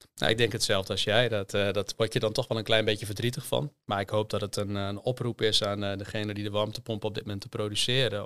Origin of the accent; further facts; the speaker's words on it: Hoogezand, Groningen, Netherlands; also born or lived in Delft; ik ben geboren in, in Hoge Zand